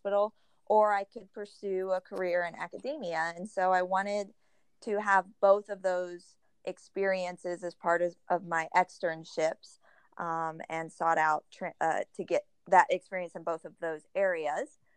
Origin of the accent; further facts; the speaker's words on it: Oklahoma, United States; also born or lived in Houston, Texas / Huntsville, Texas; I grew up most of my life in Oklahoma